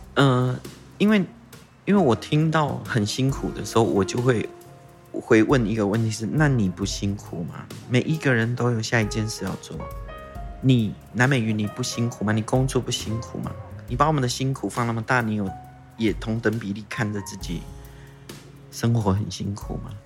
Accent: Taitung County, Taiwan; first language Taiwanese Hokkien; Chinese is a second language; also born or lived in Tainan; 我们台东很重要的， 我们台东人下海玩水很重要的一个地方

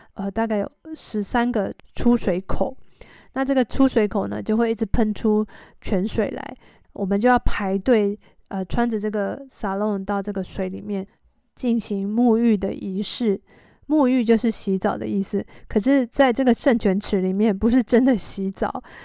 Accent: Taiwan; 我们从台湾来的人

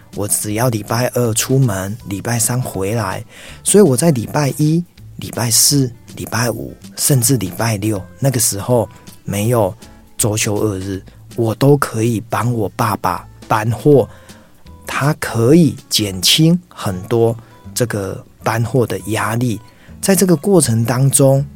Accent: Tainan, Taiwan; moved away as an adult; also born or lived in Taoyuan; 我老家在台南，但是呢，我大学在远志大学， 远志大学在桃园

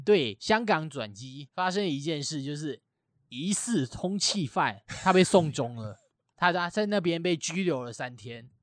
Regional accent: Taiwan; 我台湾人

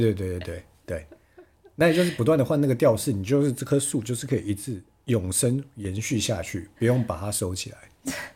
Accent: Chiayi, Taiwan; moved away; 我是嘉义人

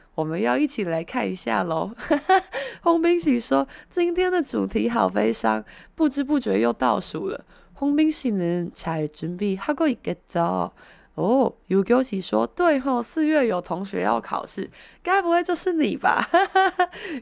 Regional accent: Taiwan; 我们台湾人

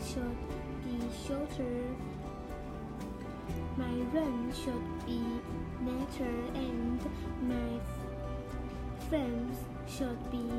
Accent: Taiwan; accent: Taiwanese; 我有台湾腔。

